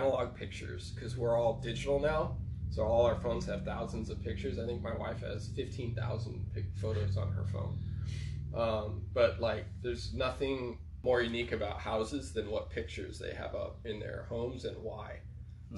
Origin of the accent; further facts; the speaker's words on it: El Paso, Texas, United States; moved away; I came from El Paso, Texas